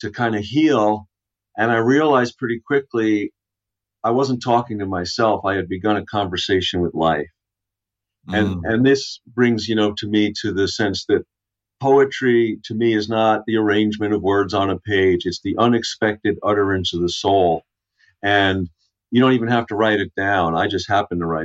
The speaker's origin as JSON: {"language": "English", "area": "Long Island", "region": "New York", "country": "United States", "tie": "born or raised there", "also_born_or_lived": "Brooklyn", "said": "I was born in Brooklyn, grew up on Long Island"}